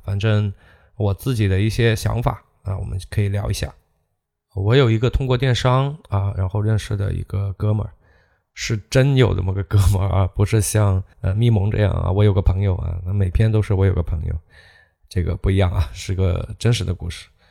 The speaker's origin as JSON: {"language": "Chinese", "country": "China", "said": "我们中国人"}